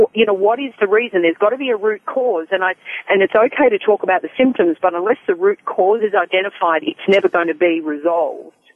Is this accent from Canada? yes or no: no; Australia; moved away; I'm an Australian